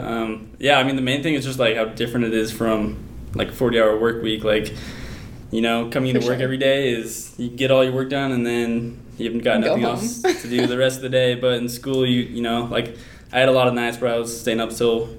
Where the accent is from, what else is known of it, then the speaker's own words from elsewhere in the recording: Oregon, United States; moved away; also born or lived in Colorado; I'm originally from Oregon